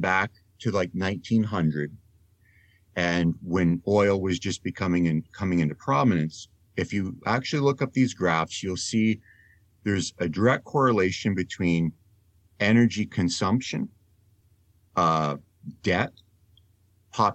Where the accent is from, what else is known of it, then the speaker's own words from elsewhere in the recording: Canada; also born or lived in Netherlands; I am Canadian and I am also Dutch, I'm a dual citizen